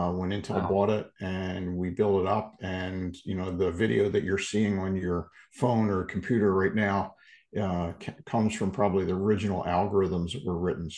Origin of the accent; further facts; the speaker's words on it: Philadelphia, Pennsylvania, United States; I was born and raised in the Philadelphia area